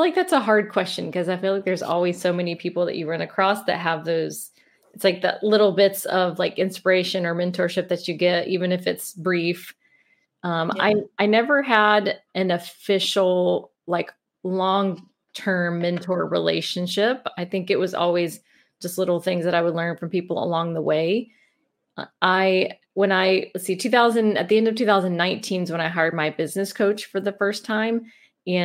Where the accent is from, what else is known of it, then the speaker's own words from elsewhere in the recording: Mobile, Alabama, United States; accent: Southern; Yeah, I'm from Mobile, Alabama. So, and a lot of people don't believe that because they don't have a strong Southern accent, but it comes out at times. So yeah, we born and raised in Mobile, my husband as well.